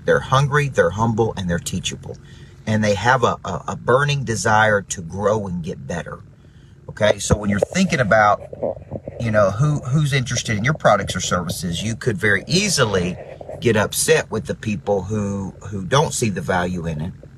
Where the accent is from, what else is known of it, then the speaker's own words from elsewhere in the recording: Murfreesboro, Tennessee, United States; moved away; Murfreesboro, Tennessee, my hometown